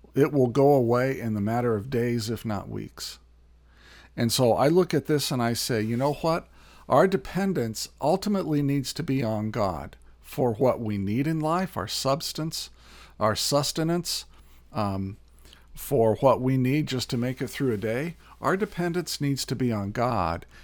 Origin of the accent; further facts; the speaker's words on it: Indiana, United States; also born or lived in California; now in Minnesota, United States; I was born in Indiana, um, spent a year in California, and then have spent the last 30 years here in Minnesota